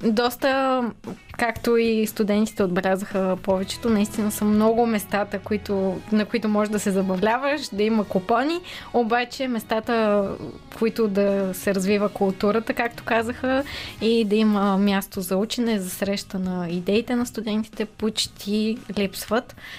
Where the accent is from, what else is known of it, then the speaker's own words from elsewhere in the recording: Sofia, Sofia City, Bulgaria; от София съм си родом